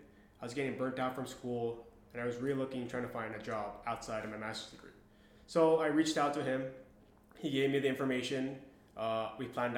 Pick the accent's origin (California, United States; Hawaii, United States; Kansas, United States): Hawaii, United States; Honolulu; moved away as an adult; also born or lived in Las Vegas, Nevada / Utah; now in Fort Stewart, Georgia, United States; I was born and raised in Honolulu, Hawaii.